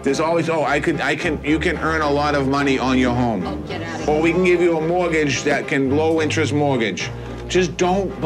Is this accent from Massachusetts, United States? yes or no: yes; Dorchester, Massachusetts, United States; I grew up in Dorchester and I yeah, uh, went to work construction